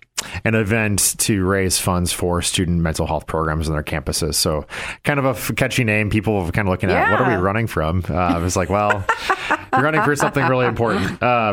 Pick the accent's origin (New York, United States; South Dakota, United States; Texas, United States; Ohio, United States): South Dakota, United States; Corsica; moved away; back in my hometown of Corsica.